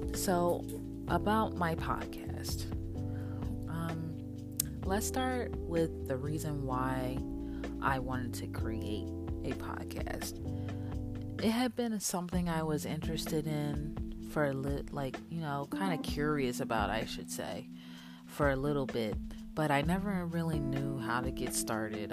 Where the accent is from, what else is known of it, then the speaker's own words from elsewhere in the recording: Philadelphia, Pennsylvania, United States; I am from Philadelphia, PA. I was born there, kind of raised there until my parents moved to the suburbs um, when I was around eight or nine